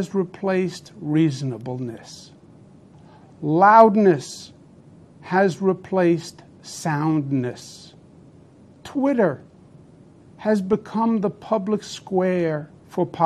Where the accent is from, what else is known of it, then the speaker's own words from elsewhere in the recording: New York, United States; I'm a New Yorker, born and bred